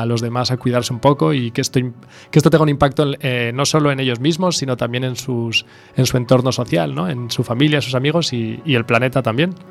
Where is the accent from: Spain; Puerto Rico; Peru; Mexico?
Spain; A Coruña, Galicia; also born or lived in Tokyo, Japan / Paris, France; soy coruñés de, no de nacimiento, pero sí de alma y, he vivido aquí siempre